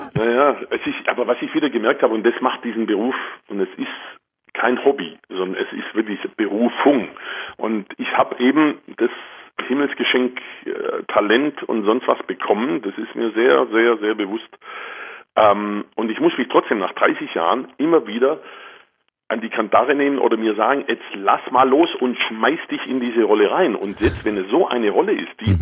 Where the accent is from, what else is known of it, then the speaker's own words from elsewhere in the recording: Germany; bei uns in Deutschland